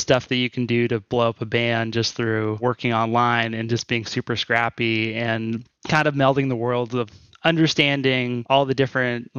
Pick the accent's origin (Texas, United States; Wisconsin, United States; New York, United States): Texas, United States; Houston; I'm from Texas. Yeah, I'm from Houston, Texas.